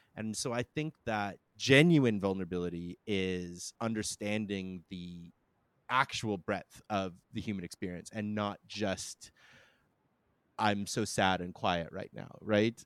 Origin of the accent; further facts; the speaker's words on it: Canada; being Canadian